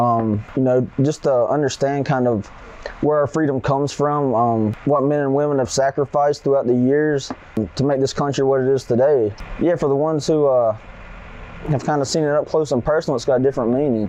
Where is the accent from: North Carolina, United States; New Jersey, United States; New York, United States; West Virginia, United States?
North Carolina, United States; Statesville; moved away as an adult; also born or lived in Asheville, North Carolina; now in California, United States; I'm from Statesville, North Carolina. About 40 minutes from Charlotte.